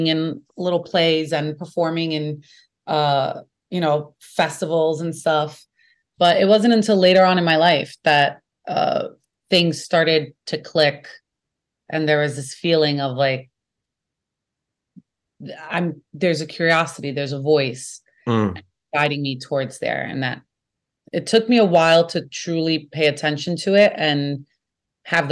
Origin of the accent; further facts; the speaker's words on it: New York City, New York, United States; accent: Brooklyn; I'm from Brooklyn. You can hear it in my voice